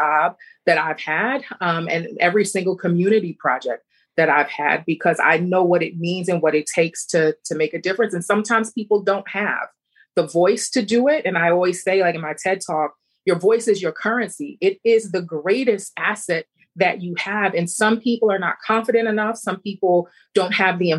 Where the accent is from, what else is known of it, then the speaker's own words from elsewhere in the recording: New York, United States; being a New Yorker and being around so many different cultures